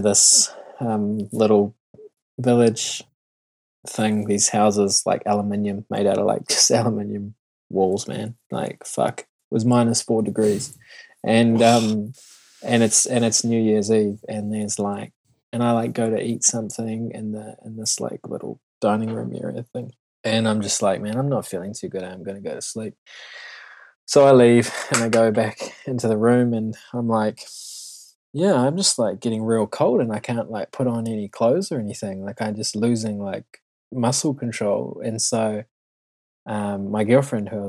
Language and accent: English; New Zealand; I'm such a Kiwi